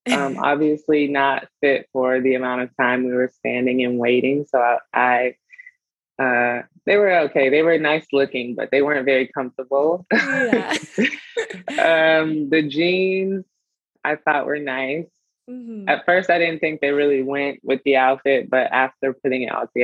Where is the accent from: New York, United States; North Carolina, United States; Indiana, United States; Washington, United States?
North Carolina, United States; Charlotte; I went to my hometown, Charlotte, North Carolina